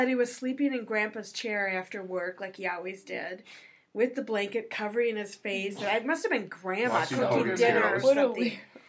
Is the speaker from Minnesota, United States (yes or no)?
yes; Minnesota, United States; being from Minnesota